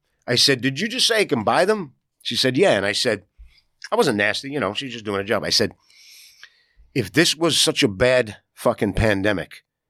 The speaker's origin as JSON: {"language": "English", "town": "New York City", "region": "New York", "country": "United States", "accent": "New York", "said": "New Yorker. I didn't just get here from fucking Zimbabwe last week and I moved uptown and I tell people I'm a New Yorker. I'm here 4 generations. You hear this fucking voice? This is a New Yorker."}